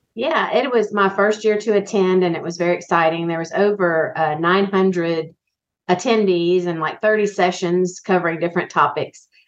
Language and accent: English; Biloxi, Mississippi, United States; I grew up in Biloxi, Mississippi